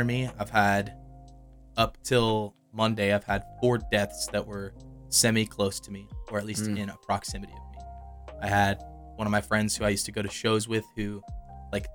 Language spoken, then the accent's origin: English; New Orleans, Louisiana, United States; that I grew up with in New Orleans, he lived across the street from me